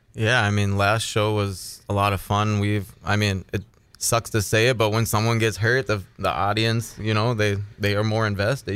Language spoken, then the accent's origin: English; Ada, Minnesota, United States; I'm from Ada, Minnesota.